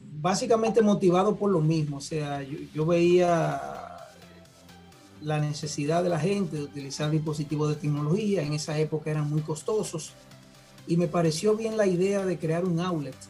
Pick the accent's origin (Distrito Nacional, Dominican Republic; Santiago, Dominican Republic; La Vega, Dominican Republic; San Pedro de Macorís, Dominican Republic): Santiago, Dominican Republic; Santiago de los Caballeros; vengo del interior, de la ciudad de Santiago de los Caballeros.